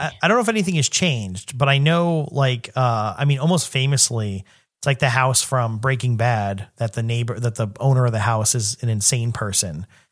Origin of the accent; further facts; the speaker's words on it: New York City, New York, United States; growing up in New York City